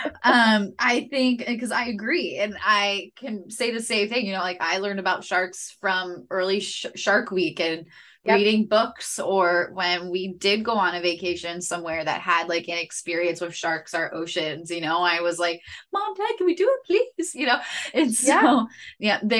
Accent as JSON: {"language": "English", "region": "Pennsylvania", "country": "United States", "moved": "yes", "said": "I'm from Pennsylvania"}